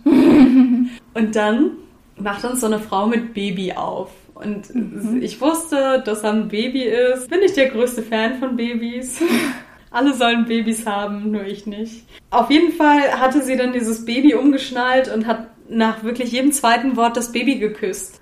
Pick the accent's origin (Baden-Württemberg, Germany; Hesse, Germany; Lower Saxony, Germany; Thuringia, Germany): Lower Saxony, Germany; Lüneburg Heath; moved away as an adult; also born or lived in Hamburg; now in Berlin, Germany; ich komme aus dem tiefen Niedersachsen, aus der Lüneburger Heide, aus so einem Kaff